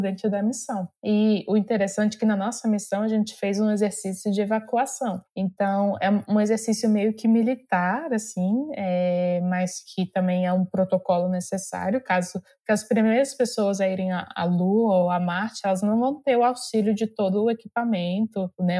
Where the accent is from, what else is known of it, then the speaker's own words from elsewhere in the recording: Brasília, Federal District, Brazil; eu sou de Brasília, né, nasci, cresci lá